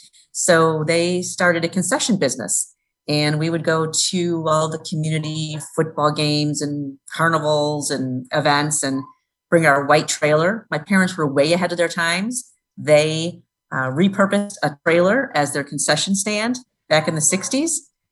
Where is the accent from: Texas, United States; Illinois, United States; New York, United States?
Illinois, United States; Lansing; I grew up in Lansing, Illinois.